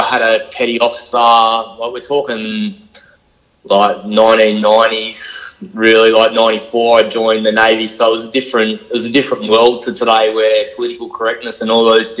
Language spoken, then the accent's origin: English; Sydney, New South Wales, Australia; I grew up in Western Sydney, so like Blacktown, Mount Druitt, Tregear kind of floated around in state housing